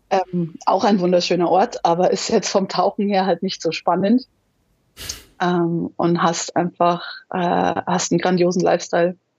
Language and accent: German; Munich, Bavaria, Germany; Ich bin in München geboren, die Alpen vor der Tür. Also ich war schon immer viel in den Bergen unterwegs